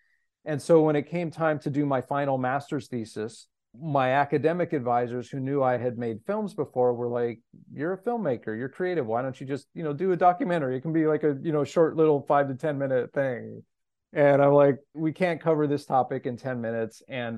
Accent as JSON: {"language": "English", "town": "Los Angeles", "region": "California", "country": "United States", "tie": "born or raised there", "said": "I'm born and raised in Los Angeles and had the benefit of going to very integrated, diverse schools."}